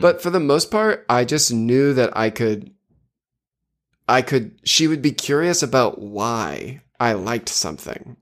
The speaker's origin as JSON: {"language": "English", "town": "South Portland", "region": "Maine", "country": "United States", "tie": "born or raised there", "said": "I grew up in South Portland"}